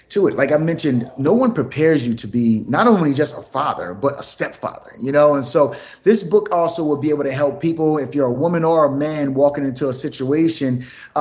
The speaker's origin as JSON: {"language": "English", "region": "New Jersey", "country": "United States", "moved": "yes", "lives_now": "Atlanta, United States", "said": "I'm from New Jersey originally. Now we live in Atlanta"}